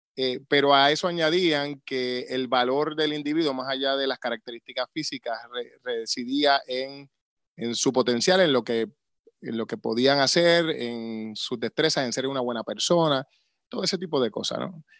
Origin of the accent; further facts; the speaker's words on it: Río Grande, Puerto Rico; also born or lived in San Juan; me crié en Río Grande toda la vida allí en la urbanización Villas de Río Grande